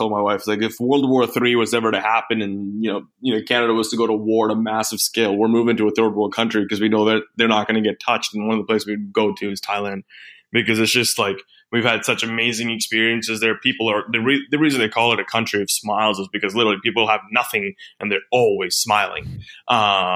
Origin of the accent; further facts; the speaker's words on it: Australia; coming from being an Aussie